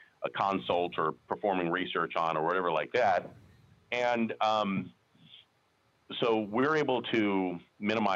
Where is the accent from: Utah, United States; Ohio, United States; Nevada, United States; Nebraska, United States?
Nevada, United States; Las Vegas; I was born and raised here in Las Vegas. I'm one of the few natives you'll ever meet over the age of 25